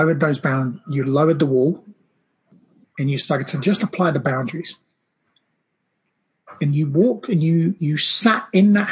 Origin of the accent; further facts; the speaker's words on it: Brazil; I grew up in Brazil, and my family just kept multiplying